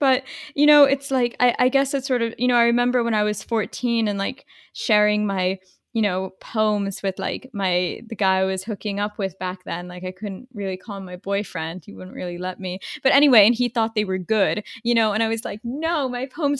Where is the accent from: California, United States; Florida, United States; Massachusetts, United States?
Florida, United States; Boca Raton; default, it was growing up in Boca.